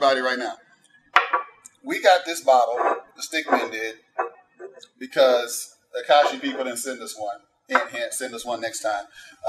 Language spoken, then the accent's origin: English; Florida, United States; I grew up in Florida